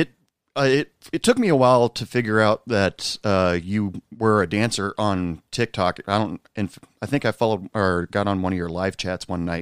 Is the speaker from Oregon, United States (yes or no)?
yes; Portland, Oregon, United States; now in Odessa, United States; I'm originally from Portland, Oregon. I live in Odessa, Texas right now for work.